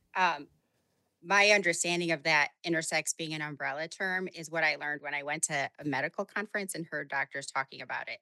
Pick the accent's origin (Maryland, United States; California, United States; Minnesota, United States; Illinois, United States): Illinois, United States; Chicago; I'm from Chicago